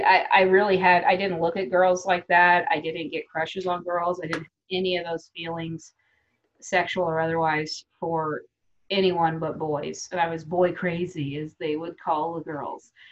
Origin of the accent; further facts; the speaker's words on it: United States; also born or lived in Kansas, United States; I grew up in Texas and in Kansas